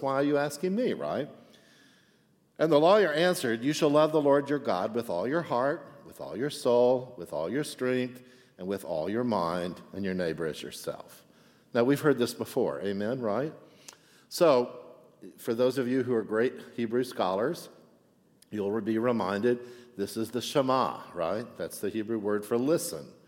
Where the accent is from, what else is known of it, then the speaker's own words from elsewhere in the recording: Texas, United States; now in Chicago, United States; I'm from Texas